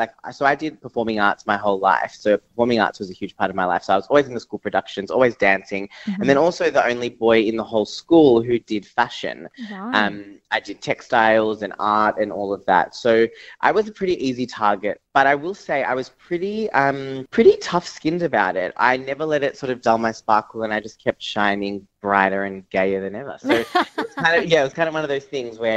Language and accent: English; Geelong, Victoria, Australia; moved away as an adult; also born or lived in London; I grew up in G-Town, Victoria, which is where I'm actually talking to you right now